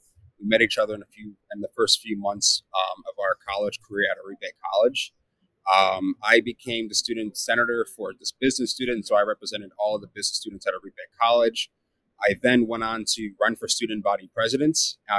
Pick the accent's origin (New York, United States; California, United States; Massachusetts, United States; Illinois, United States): Illinois, United States; Chicago; I was actually born in the far south side of Chicago, around the West Pullman area, which is one of the neighborhoods down there. And, I was born to a black mother and a white father, so I am biracial.